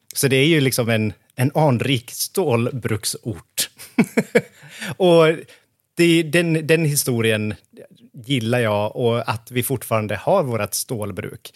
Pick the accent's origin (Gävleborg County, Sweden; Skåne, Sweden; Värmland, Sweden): Gävleborg County, Sweden; Hofors; moved away as an adult; also born or lived in Stockholm; now in Hofors, Sweden; jag är född och uppvuxen i Hofors